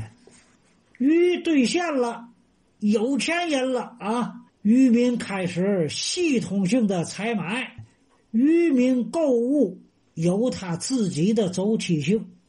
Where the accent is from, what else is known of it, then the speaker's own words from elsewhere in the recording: Tianjin, China; now in Tanggu, China; 我从天津卫啊迁到塘沽生活呢，整整是二十年。